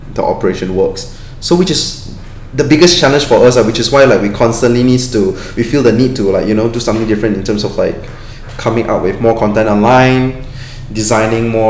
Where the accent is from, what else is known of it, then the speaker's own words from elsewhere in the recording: Klang, Selangor, Malaysia; I'm from Klang.